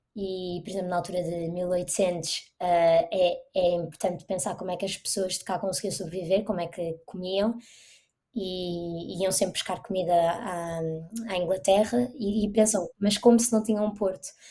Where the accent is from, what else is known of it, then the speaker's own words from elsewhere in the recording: Portugal; moved away as an adult; also born or lived in Iceland; now in Reykjavik, Iceland; nós em Portugal, por exemplo, plantamos batatas ou, ou alguma coisa no nosso jardim, na nossa horta